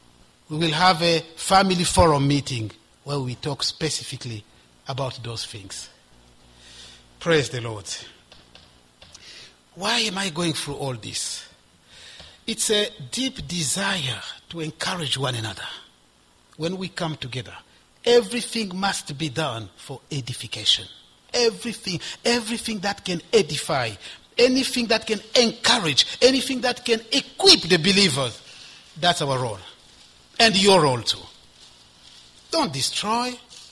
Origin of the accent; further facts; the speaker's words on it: DR Congo; also born or lived in Ivory Coast; And I become a student union representative of all the Congolese students, because I'm from Congo, in the Ivory Coast.